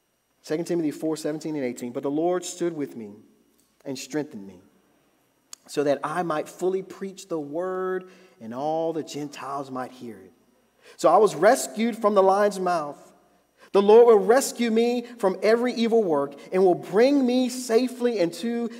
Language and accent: English; United States; I'm an American Christian